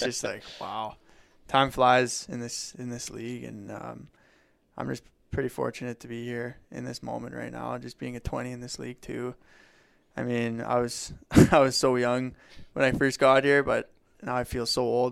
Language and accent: English; Legal, Alberta, Canada; I grew up in Legal, going to a francophone school from K to nine, so very fluent